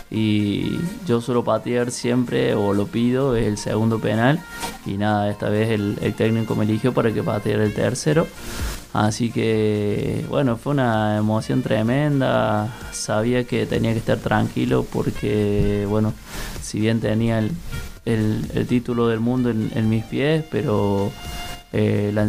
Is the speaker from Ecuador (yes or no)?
no; Córdoba, Argentina; en, el plantel general somos varios los cordobeses, pero bueno, nos tocó ir dos cordobeses ahora al Mundial.